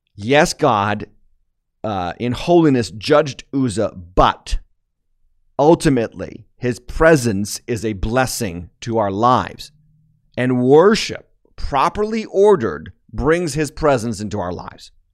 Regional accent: United States

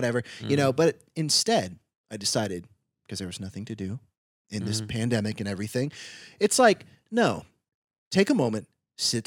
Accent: United States; as American youth

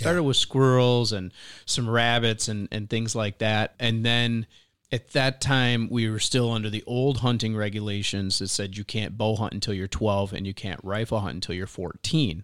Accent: Michigan, United States; moved away; growing up in Michigan hunting and fishing.

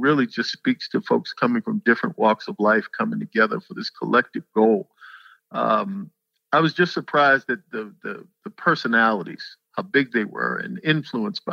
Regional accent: Annapolis, Maryland, United States; moved away; I come from Annapolis, Maryland

